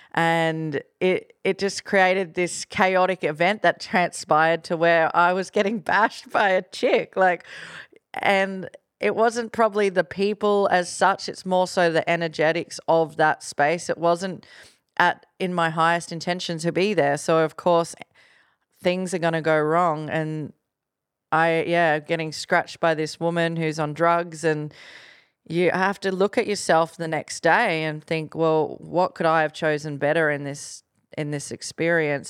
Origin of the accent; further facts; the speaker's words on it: Gold Coast, Queensland, Australia; from the Gold Coast